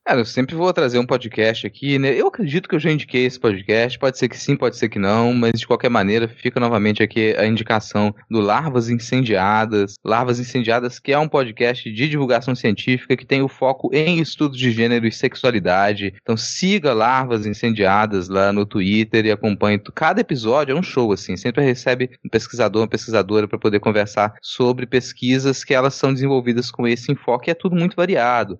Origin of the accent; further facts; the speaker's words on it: Minas Gerais, Brazil; now in Espírito Santo, Brazil; sou de Minas Gerais